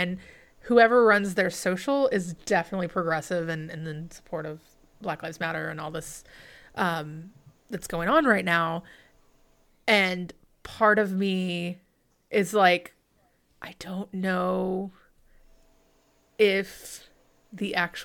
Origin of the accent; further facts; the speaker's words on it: the South, United States; I am from the South, I very Southern family